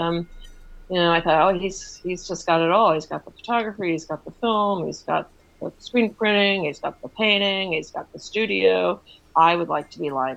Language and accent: English; Wilmington, Delaware, United States; also born or lived in Philadelphia; now in outside New York City, United States; I was born in Wilmington, Delaware, which is really a satellite city, I think, for Philadelphia